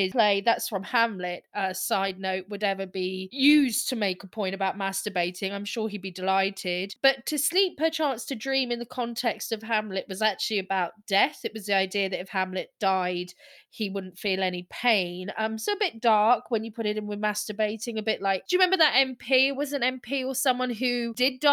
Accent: Scotland, United Kingdom; I'm Scottish

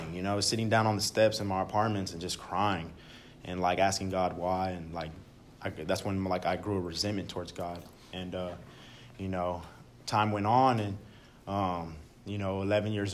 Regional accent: Dallas, Texas, United States; I'm originally from Oak Cliff, Dallas, Texas

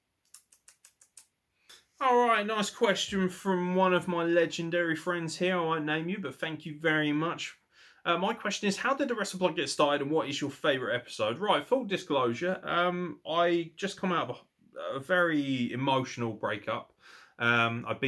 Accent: Midlands, United Kingdom; I'm from the Midlands

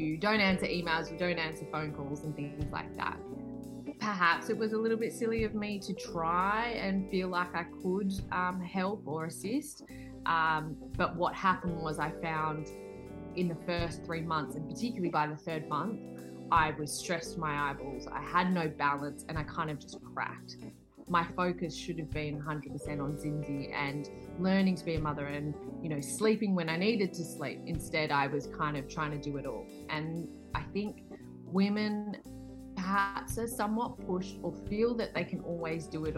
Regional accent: Australia; I'm born and bred in Australia

